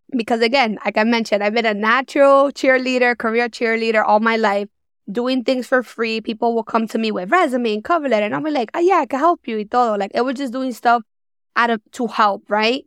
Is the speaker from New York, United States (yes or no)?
yes; New York City, New York, United States; Born and raised in New York